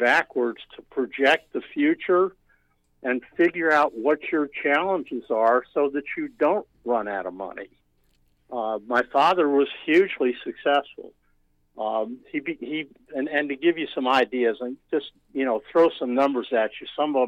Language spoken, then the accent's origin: English; New York, United States; born there; Absolutely. Actually, I was born in New York.